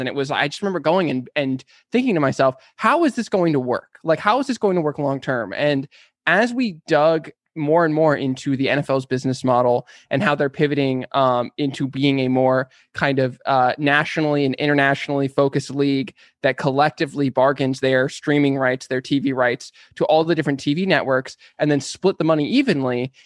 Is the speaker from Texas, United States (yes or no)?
no; San Diego, California, United States; moved away as an adult; now in Los Angeles, United States; I was born and raised in San Diego